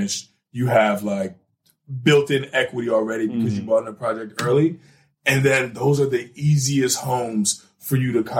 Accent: Annandale, Virginia, United States; I'm from Annandale

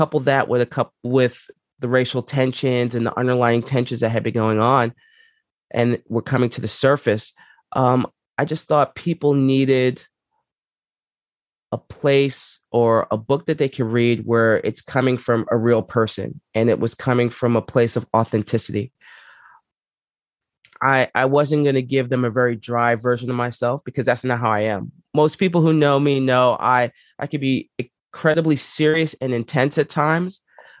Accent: New York City, New York, United States; moved away as an adult; also born or lived in Palmdale, California; growing up there, I grew up in Co-op City

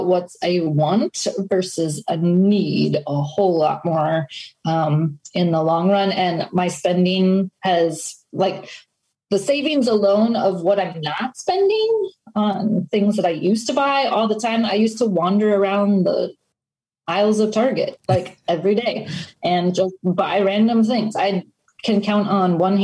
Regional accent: Wisconsin, United States; moved away as an adult; also born or lived in Florida; I'm just from Wisconsin.

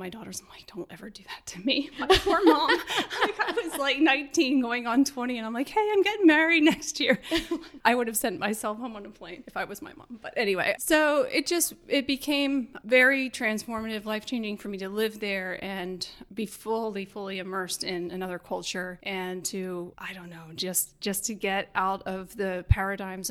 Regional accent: Elverson, Pennsylvania, United States; also born or lived in Mexico City, Mexico / Miami, Florida / Berks County, Pennsylvania; I'm from the Elverson area, so that's where I would have gone to school

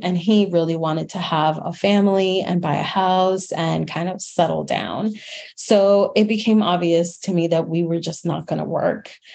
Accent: Miami, Florida, United States; also born or lived in New York City; my hometown in Miami, Florida

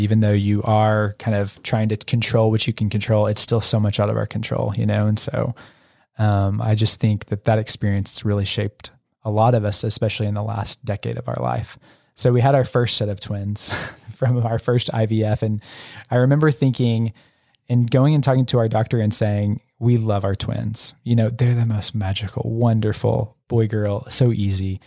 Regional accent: Oklahoma, United States; also born or lived in Louisiana; I grew up in small town Oklahoma. I was born in Louisiana, but I don't really remember that s, few years there

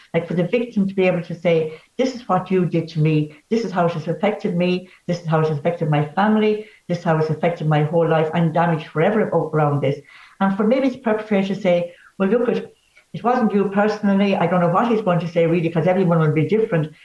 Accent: Bree, Leinster, Ireland; also born or lived in Enniscorthy; I'm from Wexford. I was born

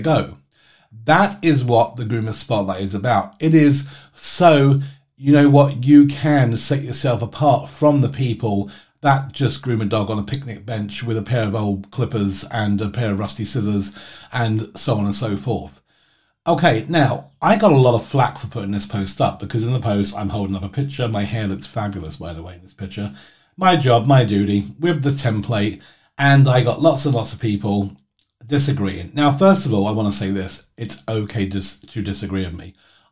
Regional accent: England, United Kingdom; moved away as an adult; also born or lived in United States; when I moved back to England

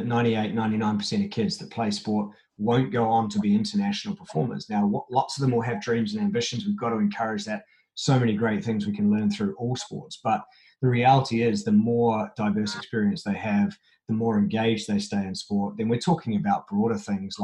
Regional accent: New Zealand; growing up in New Zealand. You know, we grew up playing every sport under the sun all day as long as we could

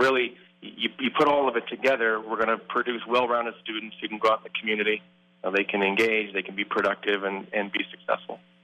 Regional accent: Midwest, United States; now in San Dimas, United States; I'm from the Midwest, uh, small town in the Midwest

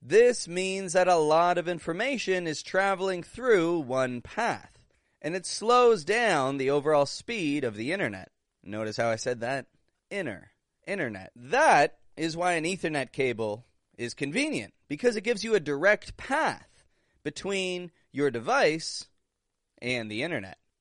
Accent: Toronto, Ontario, Canada; moved away; I'm from Toronto, Canada

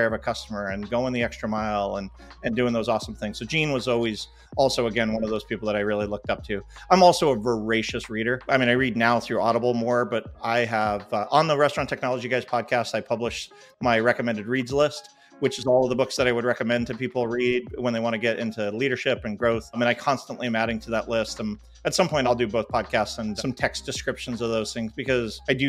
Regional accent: Freehold, New Jersey, United States; born there; So yes, I was born in Jersey. So just a little bit south of where you're at in New York.

